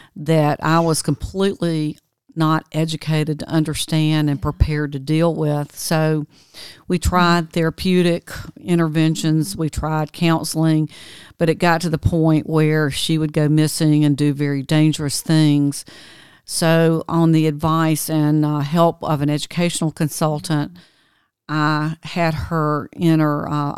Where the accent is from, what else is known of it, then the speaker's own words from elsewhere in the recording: Georgia, United States; in 1991, right outside my hometown, which was kind of a mill village, the primary mill had been bought by Fruit of the Loom, Farley Industries.